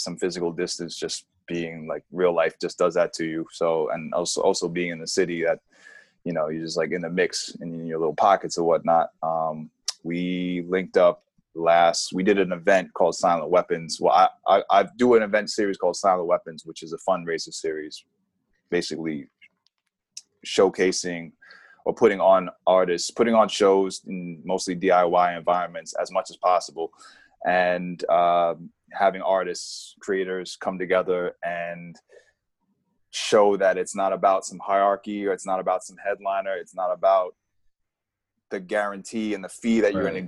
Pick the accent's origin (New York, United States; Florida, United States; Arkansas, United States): New York, United States; New York City; also born or lived in Queens, New York; Out of New York, I'm from Moneymaker, Manhattan. And Queens is my second home. I'm in Queens now